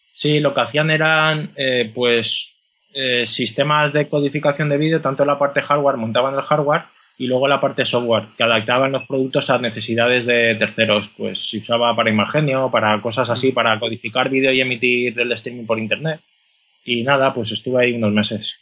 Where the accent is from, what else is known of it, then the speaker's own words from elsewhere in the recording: Castellón de la Plana, Valencian Community, Spain; also born or lived in Madrid; Y yo soy de Castellón